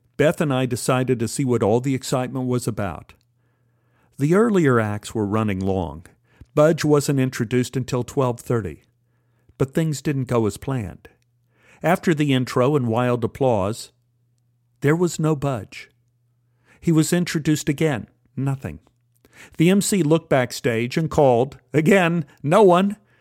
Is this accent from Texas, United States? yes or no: yes; Dallas, Texas, United States; me growing up in Oak Cliff.